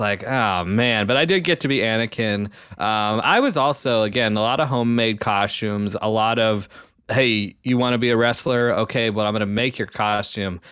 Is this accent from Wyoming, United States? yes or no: no; the Southwest, New Mexico, United States; now in Ohio, United States; growing up in the Southwest